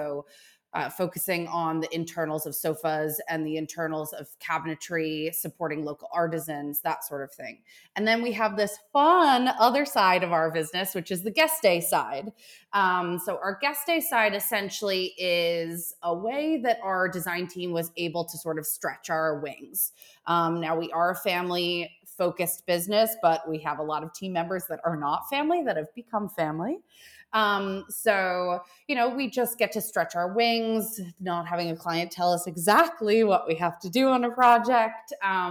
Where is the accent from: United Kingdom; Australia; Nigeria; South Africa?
Australia; And I think that ability where, growing up in Australia, where you have to be super thoughtful about how you attain product